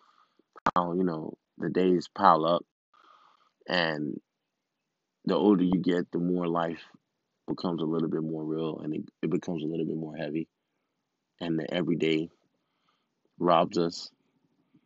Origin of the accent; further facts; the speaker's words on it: Miami, Florida, United States; I'm from Miami, first generation